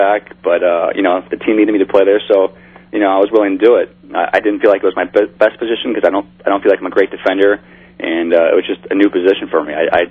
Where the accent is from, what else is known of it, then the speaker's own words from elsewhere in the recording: Midwest, United States; moved away; I grew up in the Midwest, so I always did a lot of bass fishing